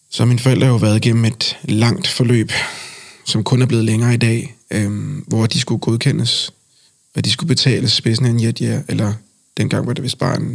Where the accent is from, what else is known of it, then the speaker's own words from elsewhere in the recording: Colombia; For jeg har sagt, øh, Colombia er mit land. Og jeg mm. mener selvfølgelig, at jeg kommer fra Colombia.